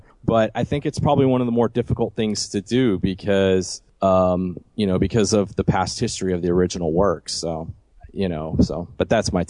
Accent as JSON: {"language": "English", "region": "South Florida", "country": "United States", "tie": "born or raised there", "said": "My grandmother speaks it fluently and still does when I go and see her, but I grew up in South Florida, so there's really not a big need of French down there."}